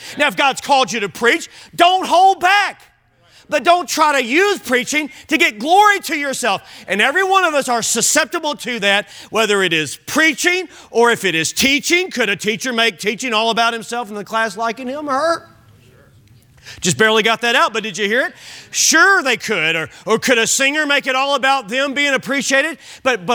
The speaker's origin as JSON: {"language": "English", "region": "Kentucky", "country": "United States", "said": "I'm from Kentucky."}